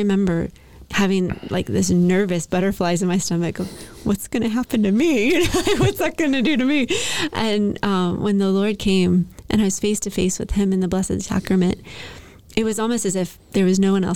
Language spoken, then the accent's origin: English; Lexington, Kentucky, United States; now in Nashville, United States; I grew up in Lexington, Kentucky